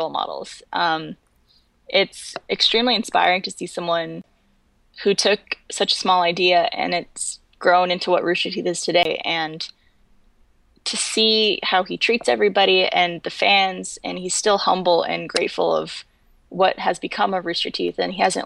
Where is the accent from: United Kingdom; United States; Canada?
Canada; moved away; I was from Canada